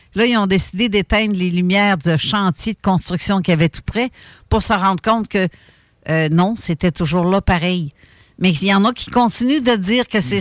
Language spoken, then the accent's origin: French; Montreal, Quebec, Canada; on a le stade olympique chez nous, à Montréal.